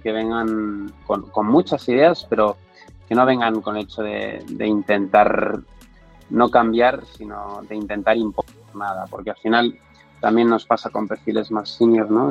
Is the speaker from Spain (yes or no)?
yes; Barcelona, Catalonia, Spain; moved away as an adult; now in Madrid, Spain; vengo de Barcelona